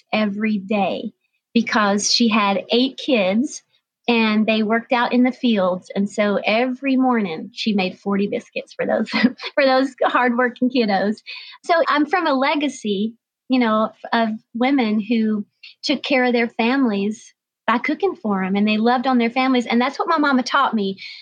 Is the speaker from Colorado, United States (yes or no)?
no; North Georgia mountains, United States; I grew up in the North Georgia mountains